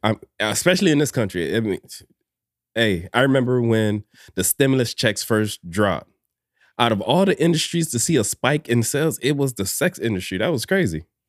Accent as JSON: {"language": "English", "town": "Miami", "region": "Florida", "country": "United States", "tie": "born or raised there", "said": "born and raised in Miami"}